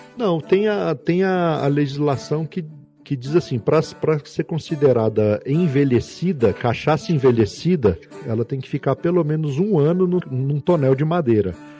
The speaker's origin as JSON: {"language": "Portuguese", "town": "Brasília", "region": "Federal District", "country": "Brazil", "tie": "born or raised there", "said": "eu nasci em Brasília"}